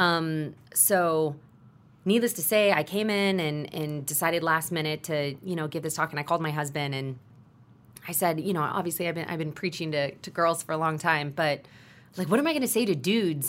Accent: Texas, United States; I grew up in Texas where football is a religion

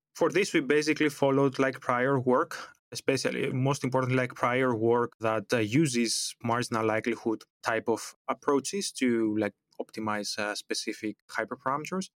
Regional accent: Greece; moved away as an adult; now in Amsterdam, Netherlands; Originally, I come from Greece. That's where I did my bachelor on computer science and telecommunications

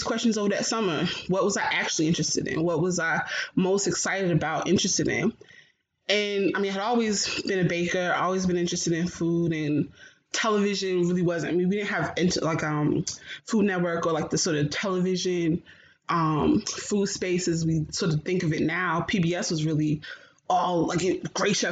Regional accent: Newark, New Jersey, United States; I grew up born and raised in Newark, New Jersey

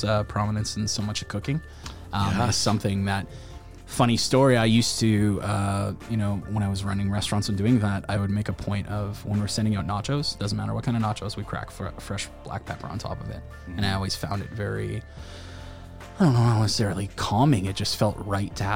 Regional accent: Wainwright, Alberta, Canada; I grew up in Wainwright

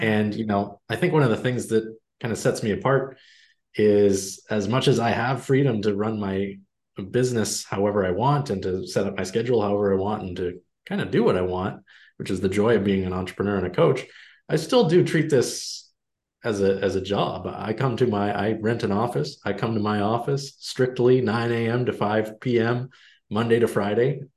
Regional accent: Canada; I'm Canadian

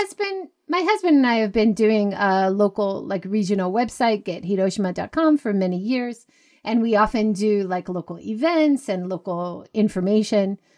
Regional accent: Hawaii, United States; moved away; I grew up in Hawaii.

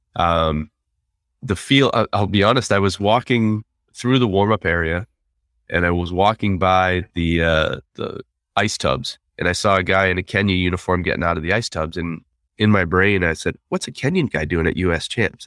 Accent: United States; as an American

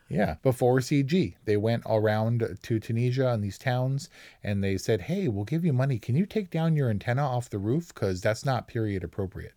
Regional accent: California, United States; we grew up in California

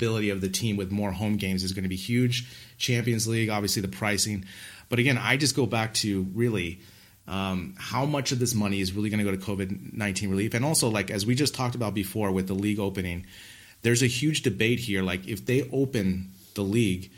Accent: United States; as an American

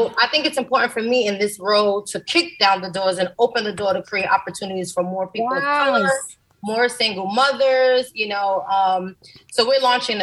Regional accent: New York City, New York, United States; I grew up in the South Bronx in the Mitchell Houses, which is a project

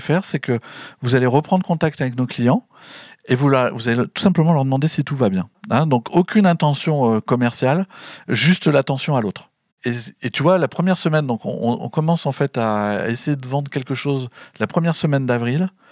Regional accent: Lannion, Brittany, France; now in Nantes, France; je suis breton de cœur, hein, puisque je suis, né, euh, né en Bretagne

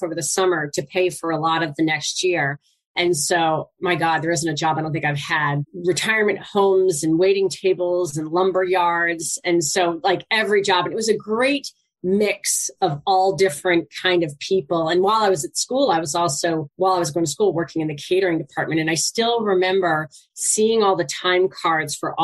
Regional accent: Sterling, Virginia, United States; also born or lived in Boston area; now in Boston, United States; I grew up in a little suburb of DC called Sterling, which literally at the time had one traffic light in it. It's right next to Dulles Airport

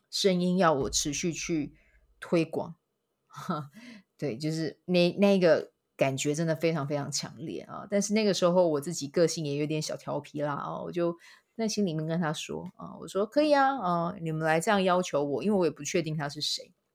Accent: Kaohsiung, Taiwan; now in Taipei, Taiwan; 想到我的故乡高雄这样子

